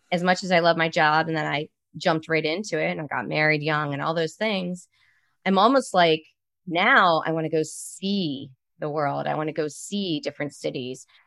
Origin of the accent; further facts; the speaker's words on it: Baltimore, Maryland, United States; now in Arizona, United States; I'm from Baltimore